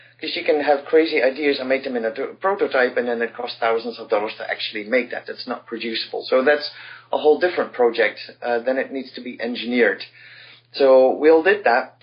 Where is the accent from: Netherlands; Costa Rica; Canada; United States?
Netherlands; I come from the Netherlands